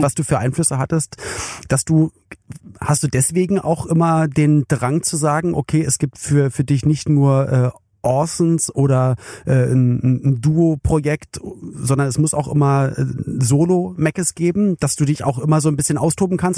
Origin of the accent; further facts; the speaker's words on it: Berlin, Germany; ich komme ja aus West-Berlin